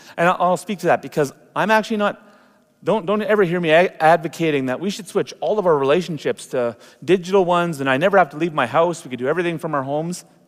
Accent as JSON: {"language": "English", "country": "Canada", "said": "It's been wonderful being Canadian"}